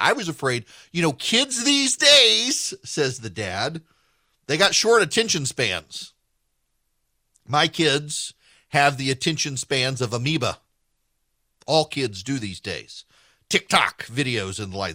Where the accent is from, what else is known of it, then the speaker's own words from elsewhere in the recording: Louisiana, United States; moved away; I am a native of Louisiana